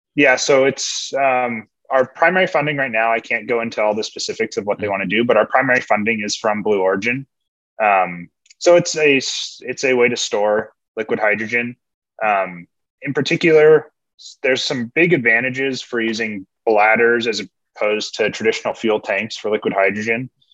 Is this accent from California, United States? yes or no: yes; California, United States; moved away as an adult; also born or lived in Washington State; now in Washington, United States; I grew up in California. I came to Washington State for my undergrads